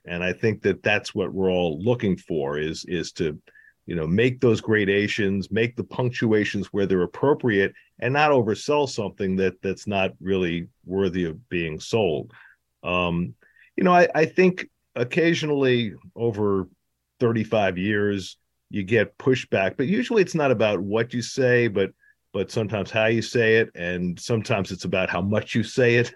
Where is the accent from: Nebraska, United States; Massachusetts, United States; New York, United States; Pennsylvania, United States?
New York, United States; growing up in New York in the sixties and seventies